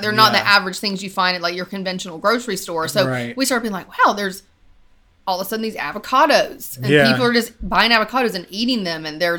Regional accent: Monroe, North Carolina, United States; We grew up in Charlotte, like outside of Charlotte, Monroe, North Carolina is where we grew up.

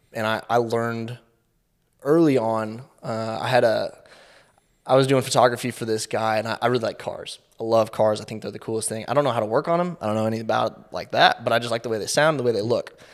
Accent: Kansas City, Missouri, United States; I grew up in Kansas City, born and raised here

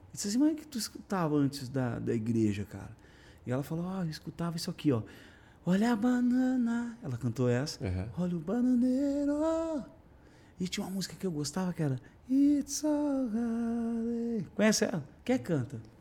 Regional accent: Brazil; eu nasci no Brasil

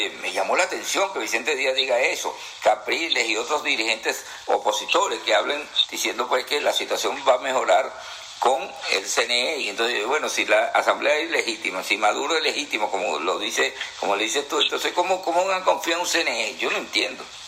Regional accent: Venezuela; moved away; yo soy venezolano y me crié allá y tengo mi familia y todo allá

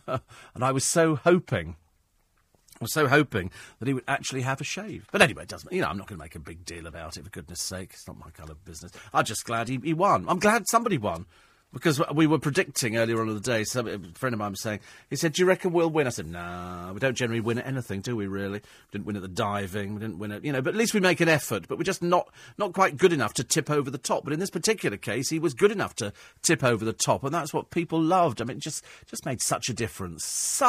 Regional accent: England, United Kingdom; My stated nationality varies. I'm English for rugby, British for Olympic tennis and the Legion, and European to enrage my husband.

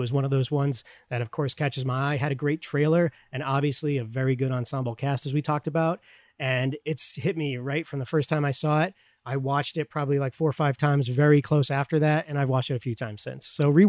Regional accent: Boston, Massachusetts, United States; I grew up right around Boston, and I have lots of relatives, mostly from Dorchester.

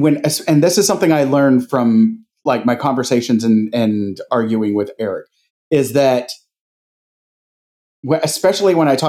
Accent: Pensacola, Florida, United States; the three of us growing up in Pensacola. Right in the heart of the heart of the Bible Belt

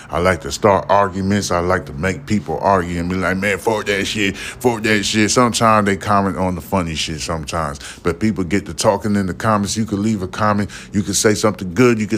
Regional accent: New York City, New York, United States; also born or lived in Jersey City, New Jersey; now in Houston, United States; I'm from goddamn Brooklyn, New York. I was born and raised in Brooklyn, New York, you know what I'm saying? Lived my life in Jersey City, that's in lower Manhattan

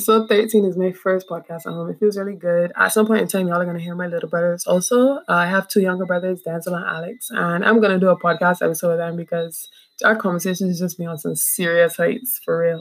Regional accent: Barbados; also born or lived in Trinidad; I'm from Barbados and I'm home

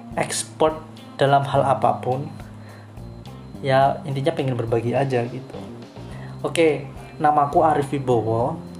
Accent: Banyuwangi, East Java, Indonesia; now in Denpasar, Indonesia; asalku Banyuwangi sebenarnya nggak jauh dari Bali

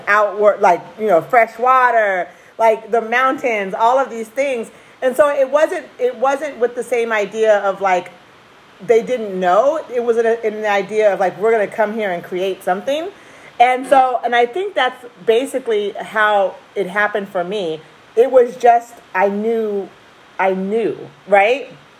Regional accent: Oregon, United States; Oh, well, first of all, I lived it. My parents moved here in 1970, I want to say one.

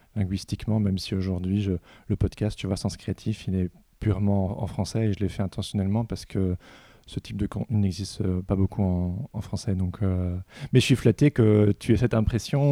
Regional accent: Belgium; je suis belge aussi

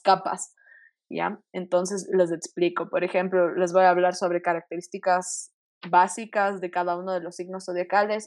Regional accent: Quito, Pichincha, Ecuador; todos somos de aquí de Quito

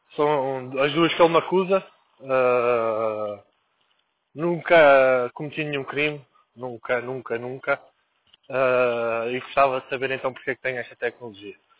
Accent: Lisbon, Portugal; also born or lived in Angola; Eu nasci em Lisboa e. e, e voltei para Angola

